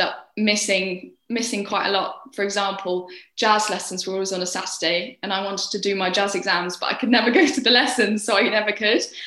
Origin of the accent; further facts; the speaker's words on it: Cirencester, South West England, United Kingdom; also born or lived in London; I was born in London and stayed there until I was seven years old, and then we as a family, because my dad found a job here in Cirencester, we moved to Cirencester when I was seven